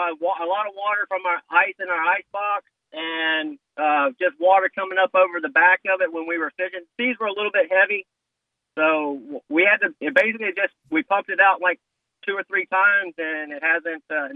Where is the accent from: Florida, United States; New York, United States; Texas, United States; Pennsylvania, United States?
Florida, United States; Jacksonville; I'm from Jacksonville, grew up in Jacksonville